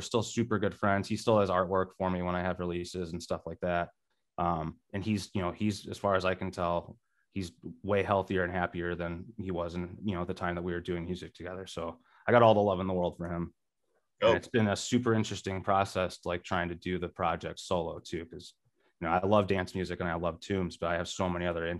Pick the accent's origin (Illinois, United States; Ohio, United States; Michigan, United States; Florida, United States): Illinois, United States; Rockford; also born or lived in Milwaukee; now in Chicago, United States; Growing up in Rockford, I would always be driving to Milwaukee or Chicago.